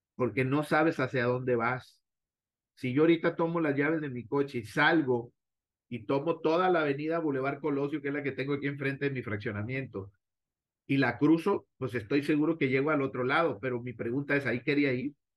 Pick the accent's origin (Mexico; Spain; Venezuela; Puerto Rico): Mexico; como directivos mexicanos